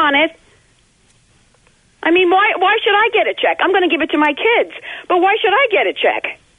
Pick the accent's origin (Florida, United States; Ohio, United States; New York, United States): New York, United States; New York City; I was born and raised in Queens, Long Island, just like him.